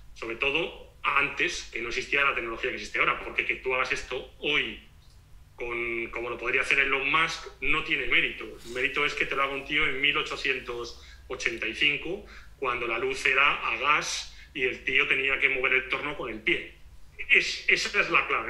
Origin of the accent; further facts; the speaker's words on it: Spain; moved away as an adult; now in Portugal; siendo español